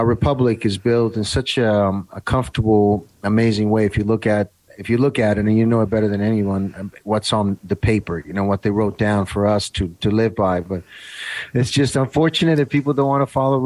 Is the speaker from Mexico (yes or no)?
no; Italy; moved away; I grew up in Italy in the 70s.